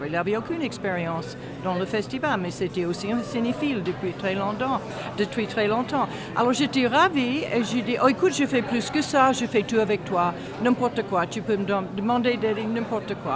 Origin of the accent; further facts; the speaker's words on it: United States; French is a second language; moved away as an adult; also born or lived in Houston, Texas; now in Strasbourg, France; je suis d'origine américaine. mais ça fait très très longtemps, maintenant je suis française, ça fait très longtemps que je vis en France